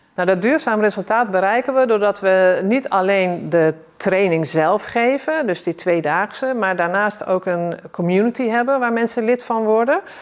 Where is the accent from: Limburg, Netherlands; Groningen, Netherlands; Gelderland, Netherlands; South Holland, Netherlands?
Limburg, Netherlands; South; also born or lived in North Holland; als jong kind eh, ben ik verhuisd van Noord-Holland naar, naar Zuid-Limburg.